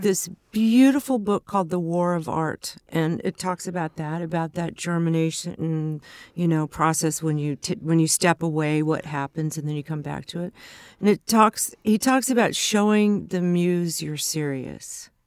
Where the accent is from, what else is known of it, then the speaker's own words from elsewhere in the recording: Ventura, California, United States; also born or lived in Los Angeles; north of L A in Ventura